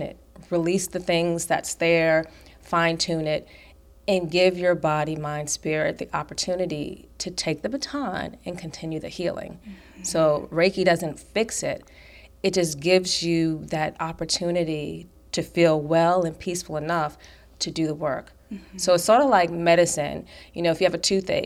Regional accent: New York, United States; I was taught that stress is just a way of life growing up in New York

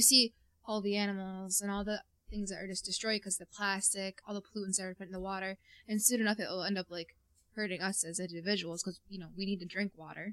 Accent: North Country, New York, United States; we're from the North Country

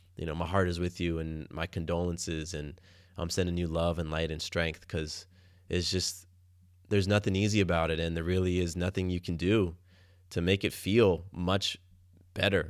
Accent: Atlanta, Georgia, United States; moved away as an adult; also born or lived in Florida; now in Atlanta, United States; growing up in Atlanta

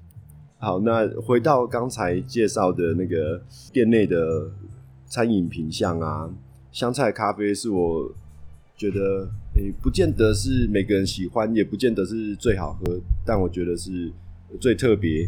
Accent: Taipei, Taiwan; 我从小在台北出生长大

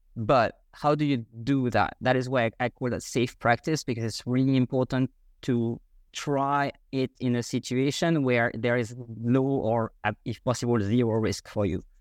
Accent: France; first language French; English is a second language; moved away as an adult; now in Vienna, Austria; I grew up in France the first twenty-five years of my life. And after that, I moved abroad. I am now living in Vienna, Austria

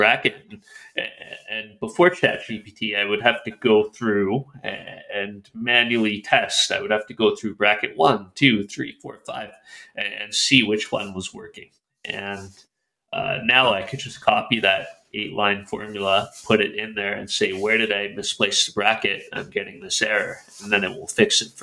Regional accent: Calgary, Alberta, Canada; in Calgary, in my hometown

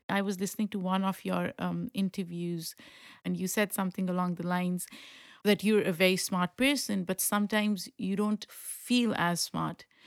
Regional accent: Pakistan; moved away; I grew up in Pakistan

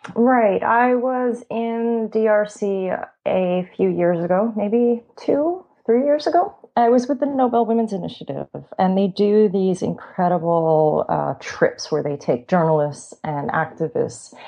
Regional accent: Long Island direction, New York, United States; also born or lived in Italy; I'm from New York, um, about 20 minutes outside the city

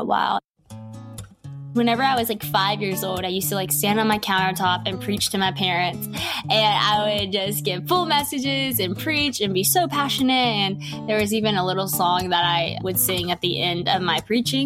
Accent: West Monroe, Louisiana, United States; I'm from West Monroe, Louisiana

